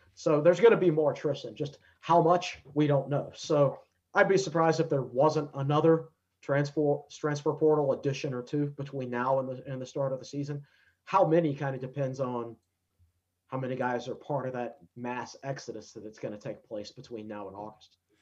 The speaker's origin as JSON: {"language": "English", "town": "Danville", "region": "Virginia", "country": "United States", "moved": "yes", "said": "I'm from Danville originally"}